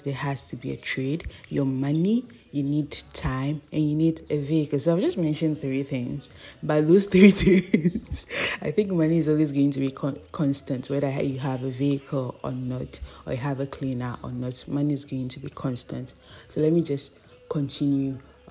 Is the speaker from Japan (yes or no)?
no; Ghana; as a Ghanaian girl